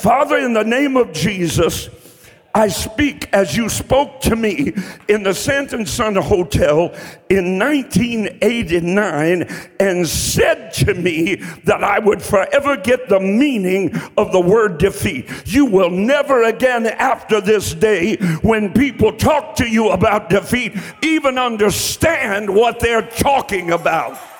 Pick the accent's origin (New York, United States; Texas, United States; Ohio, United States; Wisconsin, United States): Ohio, United States; Columbus; also born or lived in Eastern Kentucky; When I was a young boy, I grew up on the southeast side of Columbus, Ohio.